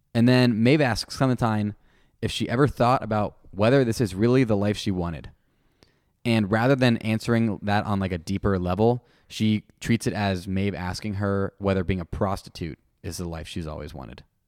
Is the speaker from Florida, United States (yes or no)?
yes; Clearwater, Florida, United States; I'm actually from Clearwater, Florida